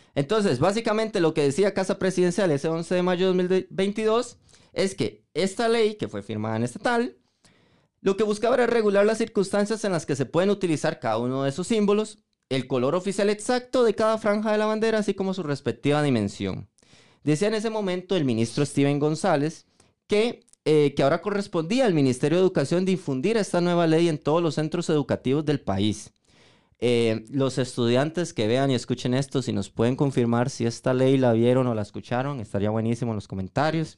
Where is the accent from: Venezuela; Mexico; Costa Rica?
Costa Rica; como costarricenses